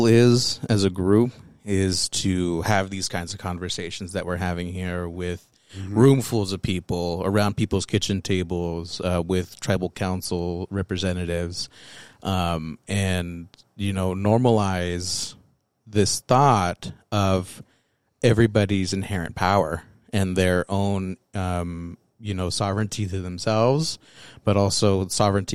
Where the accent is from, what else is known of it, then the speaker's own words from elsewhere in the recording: United States; also born or lived in Texas / Wyoming / Mexico (heritage); I grew up in Texas and in Wyoming.